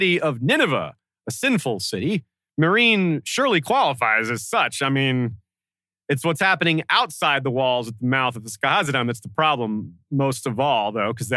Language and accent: English; United States; as an American